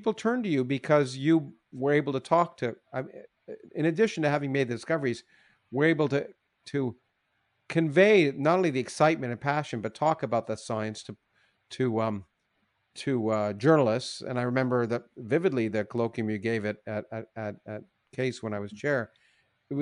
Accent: Canada; I grew up in Canada

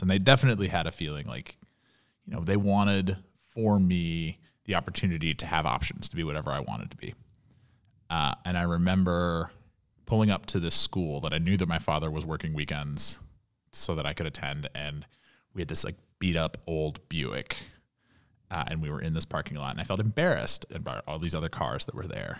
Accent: Louisville, Kentucky, United States; moved away as an adult; also born or lived in Washington, D.C. / New York; growing up in Louisville, Kentucky

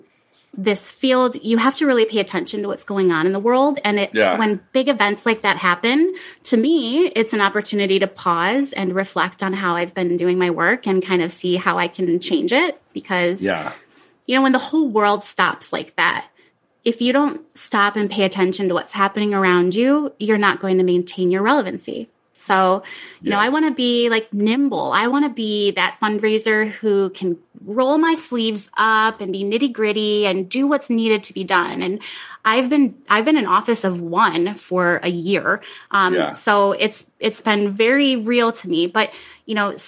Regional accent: Rochester, New York, United States; I was born and raised in Rochester, New York.

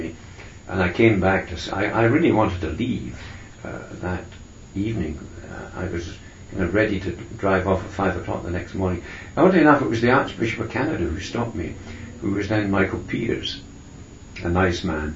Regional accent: Scotland, United Kingdom; I'm a Scot

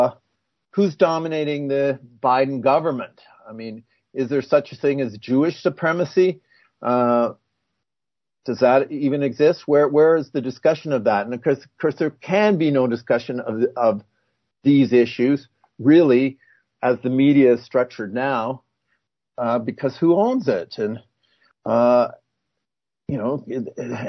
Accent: Canada; I'm a Canadian

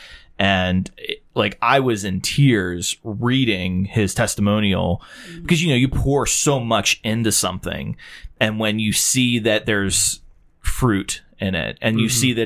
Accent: Pittsburgh, Pennsylvania, United States; also born or lived in Washington, Pennsylvania; Grew up in Pittsburgh, grew up in Washington, Pennsylvania

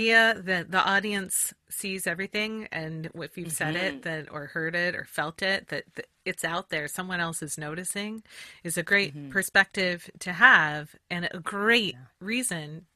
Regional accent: Southern Oregon, United States; I grew up in Southern Oregon

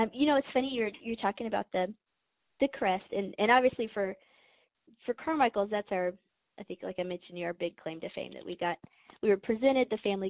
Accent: Scot, Scotland, United Kingdom; also born or lived in Angers, France; as a Scot

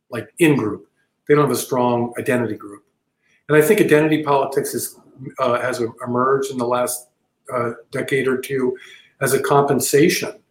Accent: Texas, United States; I happen to think that being a Texan and being being very proud of being a Texan is a noble, an ennobling thing, and not a perverting thing.

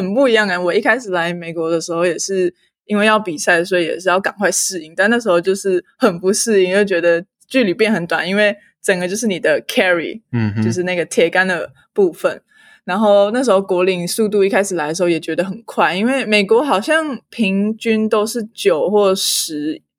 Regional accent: Taiwan; moved away as an adult; now in Idaho, United States; 我自己呢是在台湾出生长大的

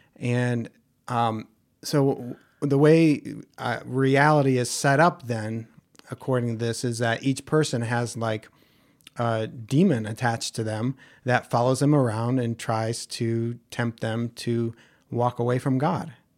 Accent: Ohio, United States; where I grew up in Ohio

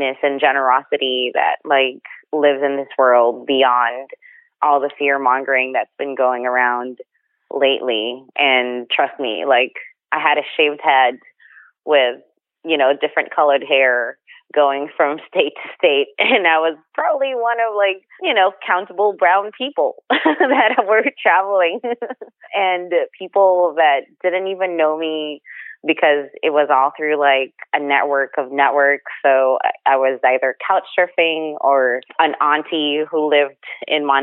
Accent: Philippines; moved away as an adult; I grew up in the Philippines

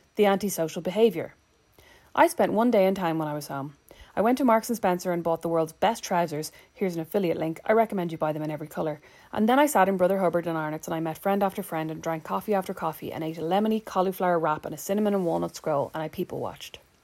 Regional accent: Ireland; now in Indiana, United States; there are some things I don't miss about my home country

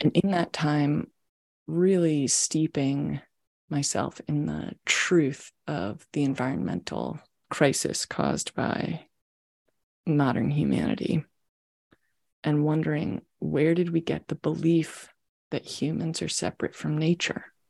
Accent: Maryland, United States; moved away as an adult; also born or lived in Washington, D.C.; now in San Francisco Bay Area, United States; I was born in Washington, D.C., in the United States, and grew up just outside of D.C. in Maryland

